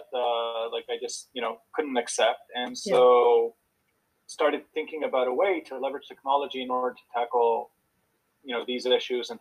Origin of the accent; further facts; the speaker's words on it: Israel; moved away as an adult; also born or lived in Houston, United States / Boston, United States; So originally born and raised in Israel, spent quite a bit of time in Israel and the U.S. as a kid.